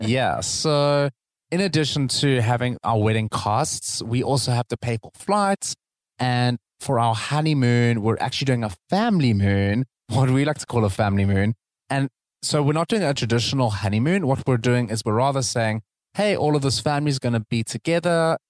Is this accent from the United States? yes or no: no; South Africa; moved away; South Africa. That's my home country